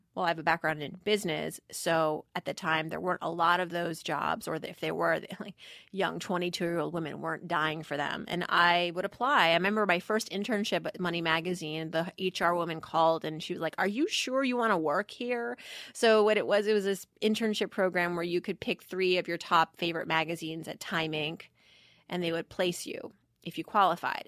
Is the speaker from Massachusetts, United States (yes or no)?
yes; Worcester, Massachusetts, United States; growing up in Worcester, Massachusetts as I did